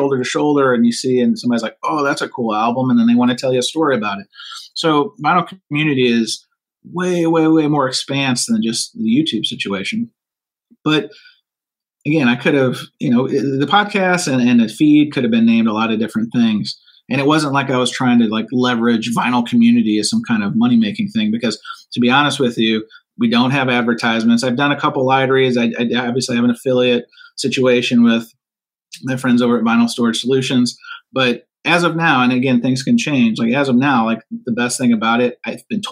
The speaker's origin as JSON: {"language": "English", "town": "St. Louis", "region": "Missouri", "country": "United States", "said": "I'm from St. Louis"}